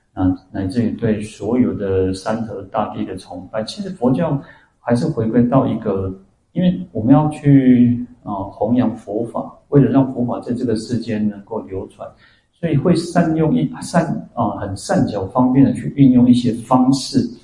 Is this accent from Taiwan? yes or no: yes; Taiwan; 我们台湾人